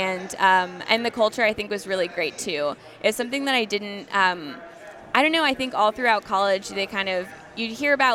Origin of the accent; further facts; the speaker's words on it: Texas, United States; I was born and raised in Texas